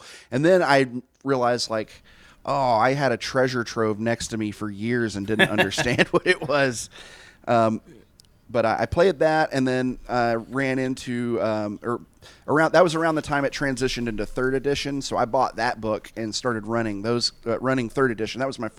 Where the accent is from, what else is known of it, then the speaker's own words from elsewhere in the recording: Tennessee, United States; I grew up in Tennessee, and so it's very, very conservative still.